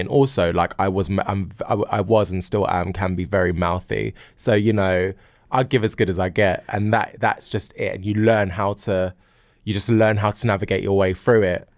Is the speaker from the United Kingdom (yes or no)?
yes; London, United Kingdom; I grew up in Battersea, um, and growing up, you know, here and in South London